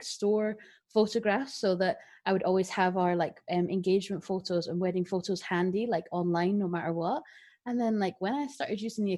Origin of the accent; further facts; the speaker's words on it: Glasgow, Scotland, United Kingdom; moved away as an adult; also born or lived in Edinburgh; we both were coming to university in Edinburgh because we're from Glasgow